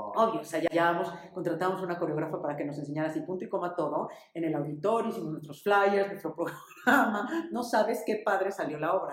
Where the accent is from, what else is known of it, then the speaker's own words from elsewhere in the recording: Mexico City, Mexico; Nací aquí en México en el 75